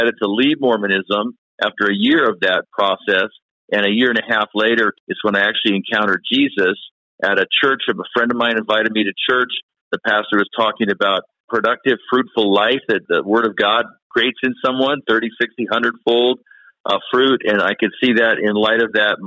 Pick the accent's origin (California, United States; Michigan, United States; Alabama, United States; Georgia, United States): California, United States; Southern; also born or lived in Salt Lake City, Utah; but I was raised in Southern California